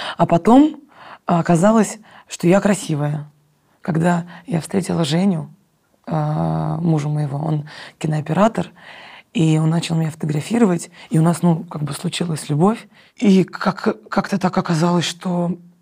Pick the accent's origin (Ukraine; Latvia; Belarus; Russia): Russia; Moscow; я москвичка, я выросла в Москве